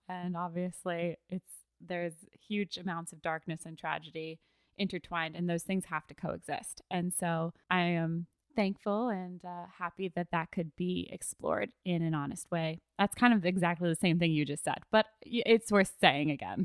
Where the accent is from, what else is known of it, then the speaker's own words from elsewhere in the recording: United States; as an American